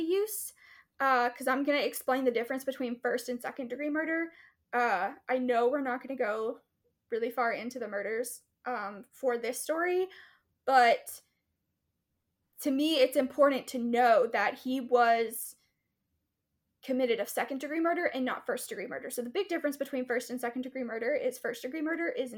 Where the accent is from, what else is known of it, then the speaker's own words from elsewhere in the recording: East Texas, United States; I grew up in East Texas